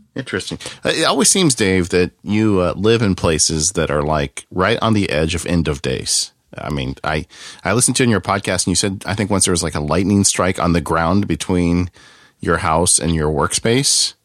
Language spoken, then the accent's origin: English; Southern California, United States; I grew up in Southern California